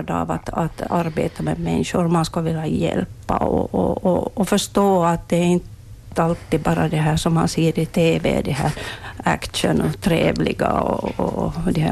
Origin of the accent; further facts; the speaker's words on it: Munsala, Ostrobothnia, Finland; Jag är född i Månsal.